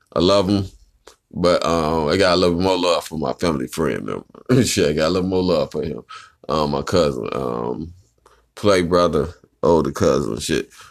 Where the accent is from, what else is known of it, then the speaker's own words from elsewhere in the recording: Chicago, Illinois, United States; I'm from the Chi-Town. Chirac, Chicago